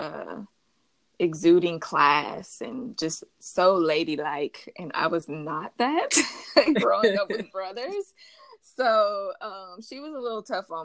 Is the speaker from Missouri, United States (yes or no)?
yes; Kansas City, Missouri, United States; moved away as an adult; now in Los Angeles, United States; I'm originally from Kansas City, born and raised, but LA is where I reside